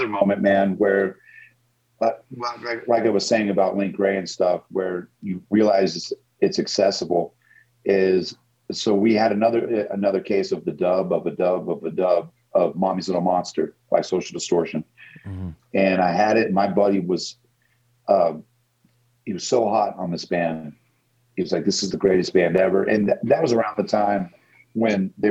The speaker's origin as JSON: {"language": "English", "town": "Knoxville", "region": "Tennessee", "country": "United States", "tie": "born or raised there", "said": "I grew up in Knoxville, Tennessee."}